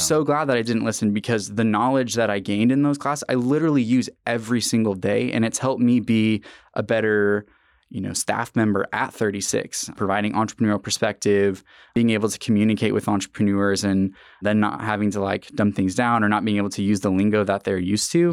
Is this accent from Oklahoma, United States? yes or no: yes; Tulsa, Oklahoma, United States; also born or lived in Norman, Oklahoma; I loved Tulsa because I mean, it was my hometown